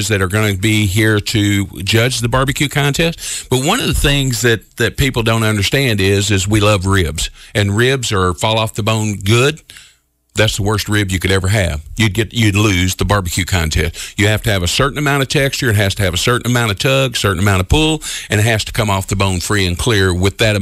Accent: Memphis, Tennessee, United States; moved away as an adult; now in Evansville, United States; Originally, I'm from Memphis, so you wonder why I'm in Evansville, Indiana right now

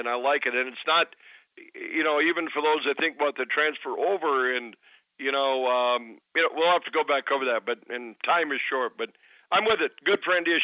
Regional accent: Williston, North Dakota, United States; my hometown is dancing

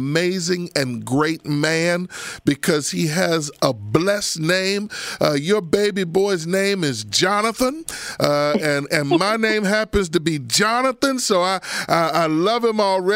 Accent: Abington, United States; I've seen 4 and 5 feet of snow growing up in Abington.

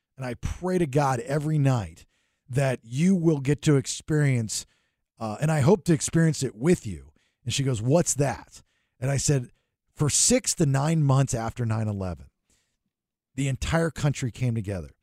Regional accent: Sarasota, Florida, United States; that's my old stomping ground, you know, growing up in Sarasota

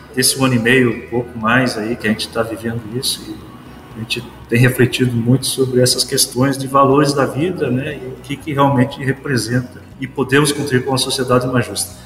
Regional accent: Paranaguá, Paraná, Brazil; moved away as an adult; now in Rio Verde, Brazil; Eu sou paranaense, natural de Paranaguá, estou com 56 anos

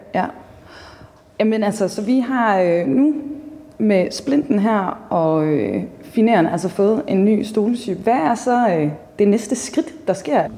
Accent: Jutland, Denmark; jeg er jo fra Jylland, så selvfølgelig har man reddet på hest

